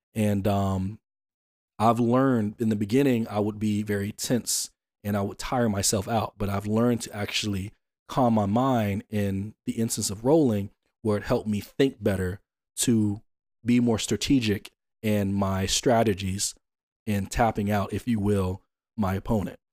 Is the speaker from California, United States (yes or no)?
no; Atlanta, Georgia, United States; I'm from Atlanta